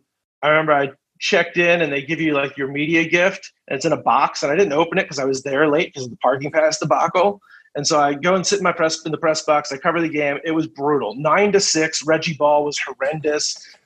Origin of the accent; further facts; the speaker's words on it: Philadelphia, Pennsylvania, United States; I'm from Philly, but like, you know, you gotta chill a little bit.